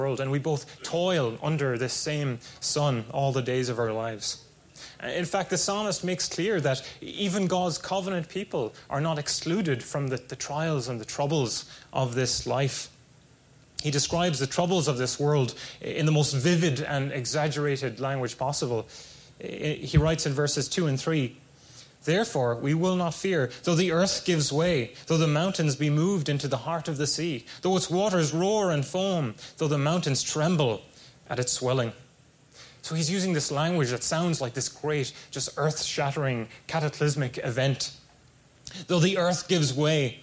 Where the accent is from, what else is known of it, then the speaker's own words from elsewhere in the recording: Ireland; moved away as an adult; now in California, United States; It was only 20 minutes from where I grew up, there was this strong castle, Black Rock Castle